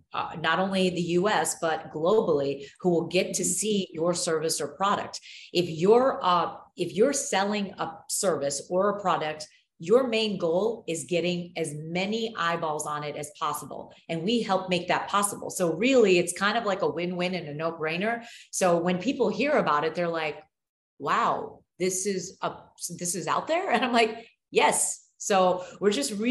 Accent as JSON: {"language": "English", "country": "United States", "said": "I'm American, very proud to be American"}